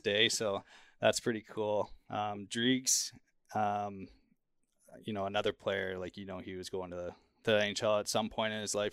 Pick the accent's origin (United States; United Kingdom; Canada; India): Canada; Kelowna, British Columbia; moved away; my hometown, Kelowna